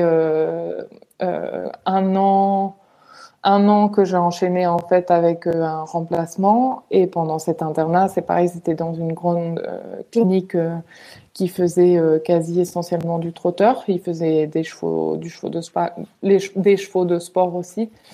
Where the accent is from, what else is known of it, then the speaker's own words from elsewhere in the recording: Majorca, Balearic Islands, Spain; moved away as an adult; also born or lived in Valencia; je suis espagnole euh, d'origine et du coup euh, euh, j'habitais en Espagne à l'époque. j'ai habité très longtemps en fait à Majorque et après j'ai déménagé à Valence quand j'avais 14 ans.